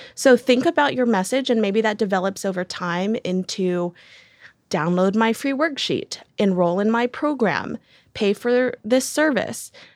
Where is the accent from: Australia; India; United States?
United States; Decatur, Alabama; I was born in Decatur, Georgia, and then my fun fact is that I moved to Decatur, Alabama